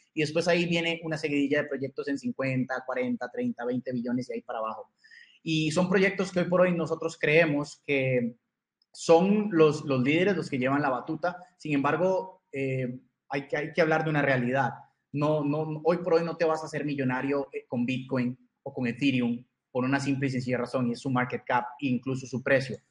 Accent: Costa Rica; soy de Costa Rica

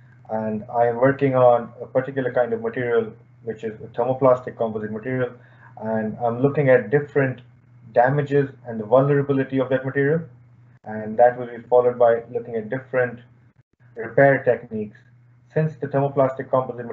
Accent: India; moved away as an adult; now in Limerick, Ireland; I'm originally from India, and I had moved to Ireland or UL back in 2014

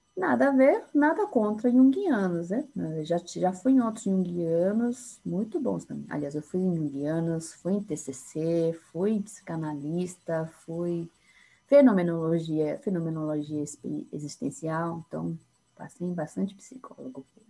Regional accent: São Paulo, Brazil; accent: paulistana; sou de São Paulo, sou psicóloga

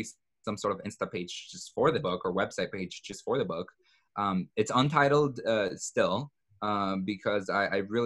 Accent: El Salvador; moved away; my home country of El Salvador

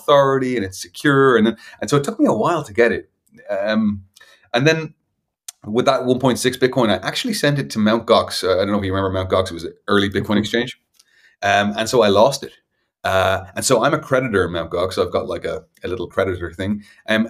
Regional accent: Dublin, Leinster, Ireland; I come from Dublin in Ireland

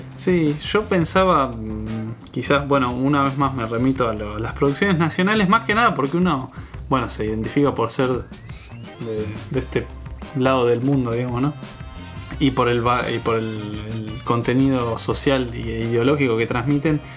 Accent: Mar del Plata, Buenos Aires Province, Argentina; yo no me siento argentino, me siento marplatense

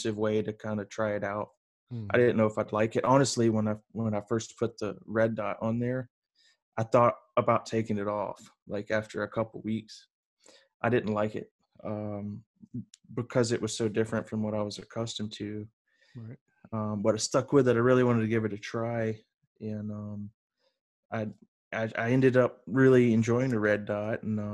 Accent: the South, United States; also born or lived in Columbia, South Carolina; I grew up in the South

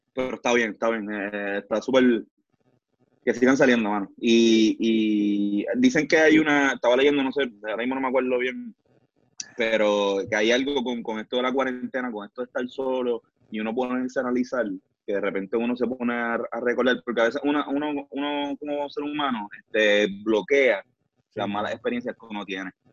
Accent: San Juan, Puerto Rico; nosotros somos de Río Piedra

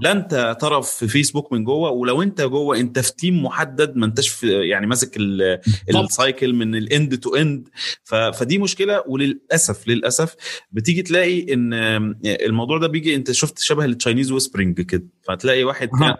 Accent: Egypt; احنا مصريين

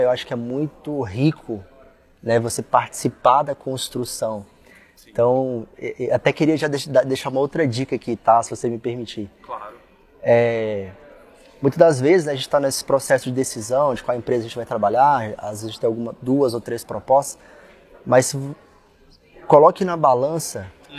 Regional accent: Brasília, Federal District, Brazil; Sou brasiliense, tá? Com orgulho

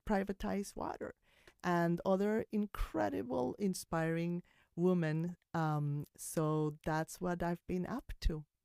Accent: Colombia; now in New York, United States; I came from Colombia

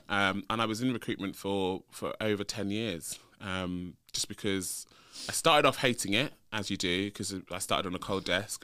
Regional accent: London, United Kingdom; also born or lived in Leeds; So I um I grew up in London, so I'm a North London boy. Um, was born and bred. Born and bred in North London

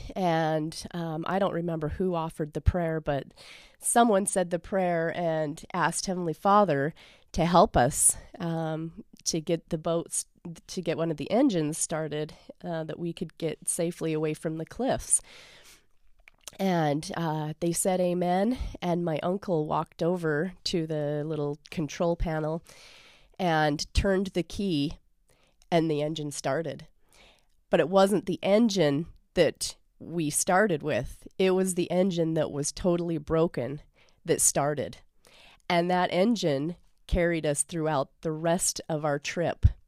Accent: Lindon, Utah, United States; I grew up in Linden, Utah

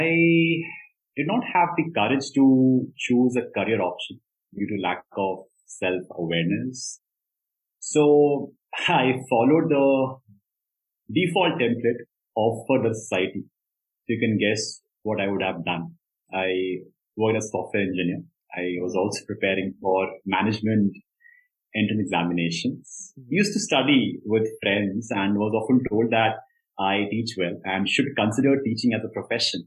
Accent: Dehradun, Uttarakhand, India; born and raised in Dehradun

